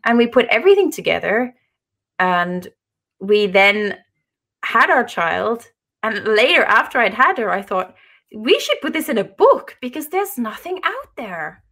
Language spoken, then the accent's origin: English; Ireland; moved away as an adult; now in Norway; I live in Norway. I'm Irish, but, uh, we live in Norway now